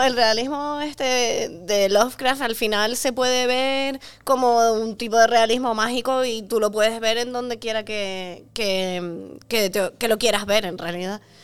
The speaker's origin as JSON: {"language": "Spanish", "region": "Canary Islands", "country": "Spain", "said": "en Canarias somos un sitio de turismo de masas"}